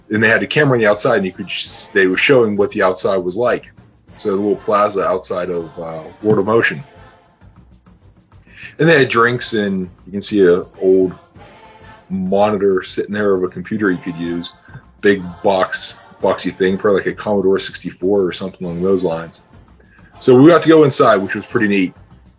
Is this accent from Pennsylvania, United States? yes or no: yes; Pittsburgh, Pennsylvania, United States; I grew up in Pittsburgh, so that's why they're my